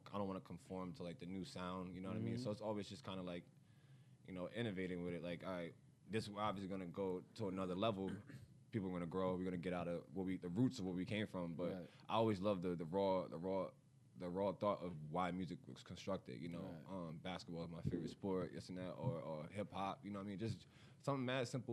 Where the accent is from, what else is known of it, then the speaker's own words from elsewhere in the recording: Baltimore, Maryland, United States; I'm from Baltimore, Maryland.